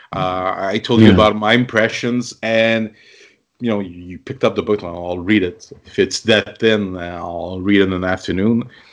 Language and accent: English; Canada; I'm Canadian